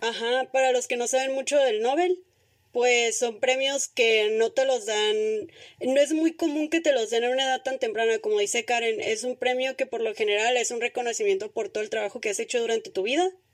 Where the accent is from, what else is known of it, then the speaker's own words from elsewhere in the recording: northern Mexico, Mexico; para los que no son del norte, aquí comemos carne asada con cualquier excusa